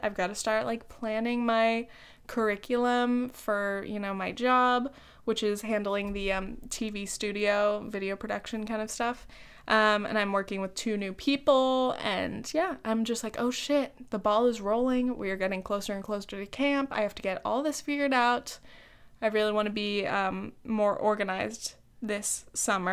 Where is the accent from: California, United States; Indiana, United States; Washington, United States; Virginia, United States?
California, United States; Laguna Beach; moved away; also born or lived in New York; I'm from Southern Orange County, dude. Laguna Beach.